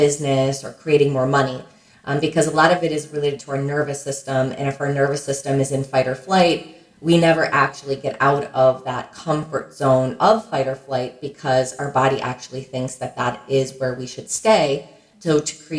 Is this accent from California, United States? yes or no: no; Fairfield County, Connecticut, United States; we grew up in Fairfield County, Connecticut. It's a wealthy suburb of New York City